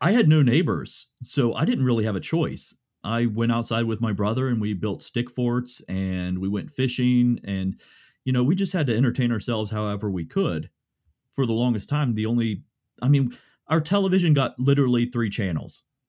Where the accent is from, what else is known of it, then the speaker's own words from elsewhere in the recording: Morgantown, West Virginia, United States; I grew up here in Morgantown, West Virginia